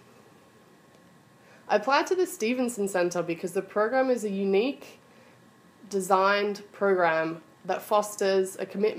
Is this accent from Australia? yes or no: yes; Australia; moved away as an adult; also born or lived in Melbourne, Australia; now in United States; I am originally from Australia, although I spent my early years living in the US.